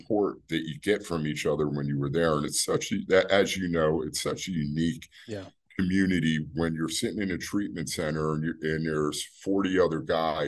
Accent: New Brunswick, New Jersey, United States; I'm initially from New Brunswick. I was born and raised in that city.

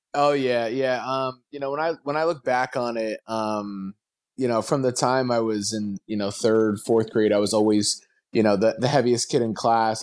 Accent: New Jersey, United States; I grew up in Jersey

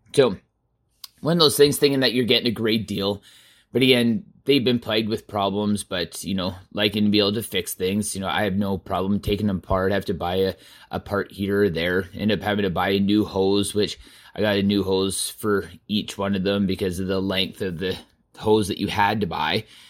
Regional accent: Southern Alberta, Canada; I was born and raised in Southern Alberta on a farm

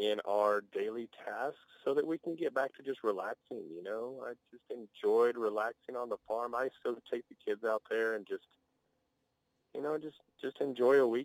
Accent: Hart, Texas, United States; now in Amarillo, United States; Growing up in Hart, Texas, their life moves a lot slower than Amarillo, Texas

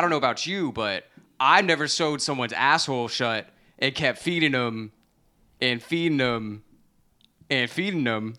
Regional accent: Central Florida, United States; now in New York City, United States; I grew up in Central Florida

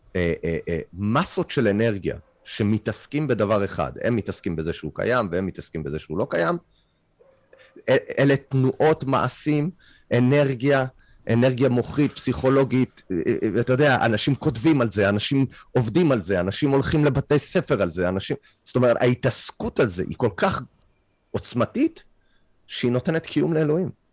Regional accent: Canada; Hebrew is a second language; now in Israel; אני קנדי, העברית שלי לא משהו

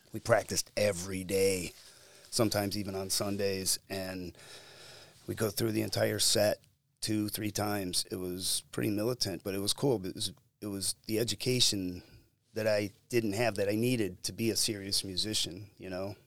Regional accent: Cleveland, Ohio, United States; I grew up in and around Cleveland and the suburbs

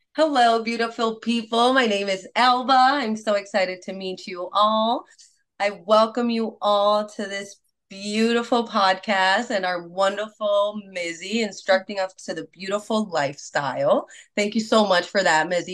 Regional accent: Puerto Rico; moved away as an adult; now in United States; Yes, I was born and raised in Puerto Rico. What? I've only been in United States for about eight years now

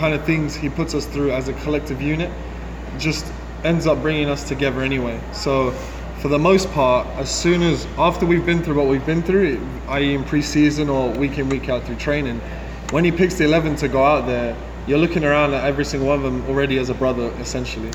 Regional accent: London, United Kingdom; moved away as an adult; now in Louisville, United States; I'm born and raised in England, London, but my dad's parentage from Jamaica and my mom's actually from Italy.

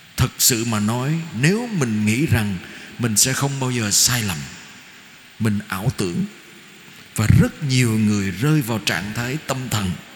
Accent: Vietnam; người Việt Nam của chúng ta

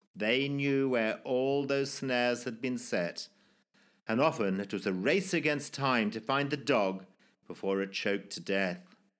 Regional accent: Zimbabwe; born or raised there

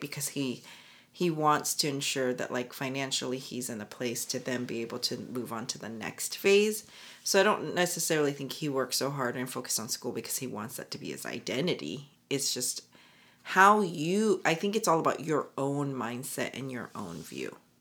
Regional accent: United States; being Korean American

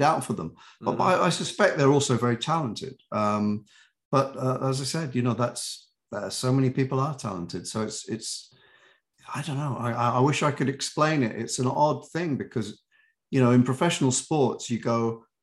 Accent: United Kingdom; accent: British; also born or lived in New York; now in United States; I've been here for 40 something years and I still have my accent. I still am very British in my heart

